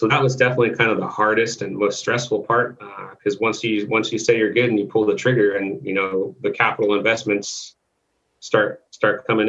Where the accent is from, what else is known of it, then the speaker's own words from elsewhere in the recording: Thousand Oaks, California, United States; also born or lived in Newbury Park; my hometown? And he didn't know I was from there